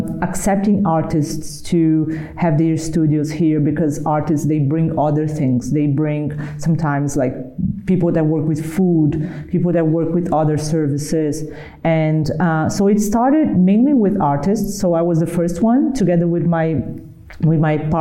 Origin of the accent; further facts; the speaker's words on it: Brazil; I'm from Brazil, so Brazil is, you know, we are surrounded by nature.